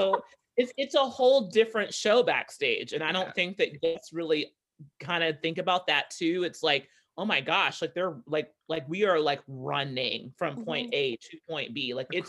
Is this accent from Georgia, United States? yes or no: yes; Savannah, Georgia, United States; Sure. I grew up in Savannah, Georgia, the South, though I don't sound like it, but I am from the South, guys.